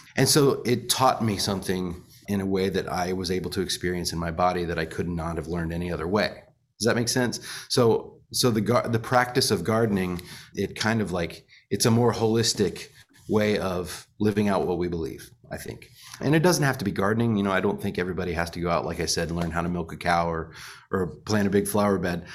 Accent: Monticello, Illinois, United States; moved away; also born or lived in Florida / Nashville, Tennessee; Monticello, Illinois, where I grew up

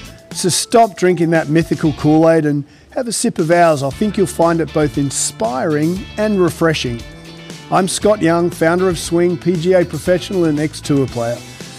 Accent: England, United Kingdom; Obviously, Rosemary's Colombian heritage, and I'm very English, pale skin.

